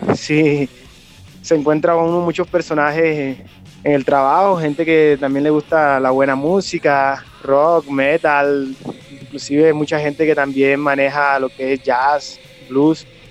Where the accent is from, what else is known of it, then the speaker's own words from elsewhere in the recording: Colombian coast, Córdoba, Colombia; now in Bogotá, Colombia; actualmente vivo en Bogotá. Eh, soy de eh, soy de Córdoba, de la costa de Colombia